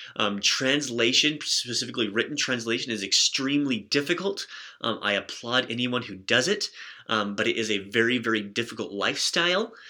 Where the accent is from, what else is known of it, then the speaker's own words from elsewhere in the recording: United States; I'm an American